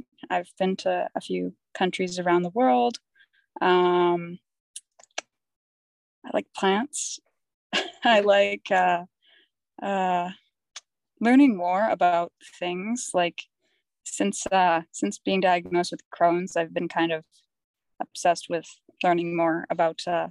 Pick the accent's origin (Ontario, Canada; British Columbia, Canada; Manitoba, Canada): British Columbia, Canada; Vancouver; I'm from the Vancouver area